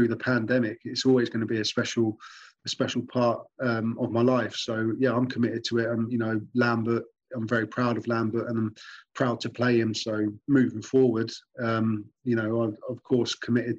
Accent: Newport Pagnell, South East England, United Kingdom; my hometown in England. A town called Northampton is where they've got a big brewery there, and I'm from a town called Newport Pagnell.

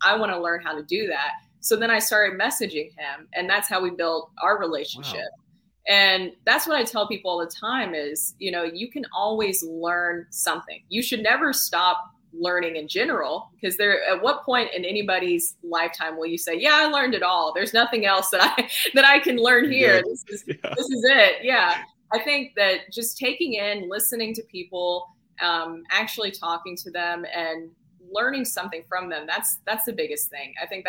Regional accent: Tennessee, United States; accent: Southern; bartending until I could convince people that I wasn't from Tennessee.

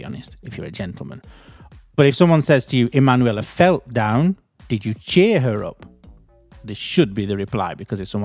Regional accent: United Kingdom; accent: British; also born or lived in Bury; I'm British

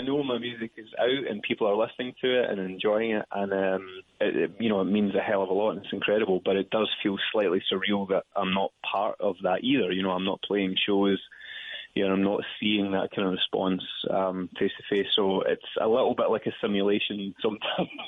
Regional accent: Dumfries, Scotland, United Kingdom; So it's a little town called Dumfries in the south of Scotland. Um, I've lived all over Scotland, but this is where I've lived most of my life.

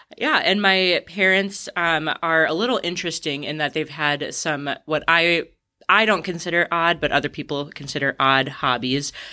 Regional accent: Ashland, Wisconsin, United States; moved away as an adult; I was born in Ashland, raised there. I left when I was eighteen to go to college, but otherwise spent the entirety of my childhood in Wisconsin.

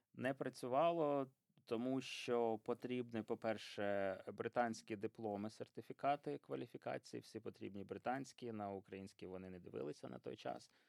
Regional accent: Poltava, Poltava Oblast, Ukraine; moved away as an adult; also born or lived in Pyriatyn district; now in United Kingdom; Я народився на Пирятинщині, там до п'яти років жив. Е, потім батьки отримали квартиру в Полтаві, переїхав до Полтави

